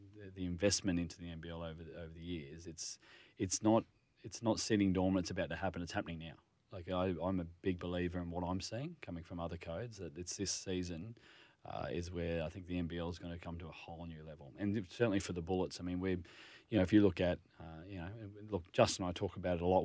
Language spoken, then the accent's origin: English; Northern Rivers, New South Wales, Australia; moved away; I'm originally from the Northern Rivers